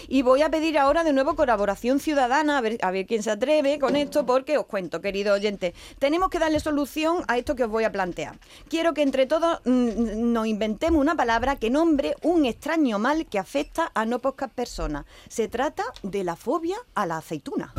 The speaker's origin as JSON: {"language": "Spanish", "town": "Jaén", "region": "Andalusia", "country": "Spain", "said": "yo que soy de Jaén"}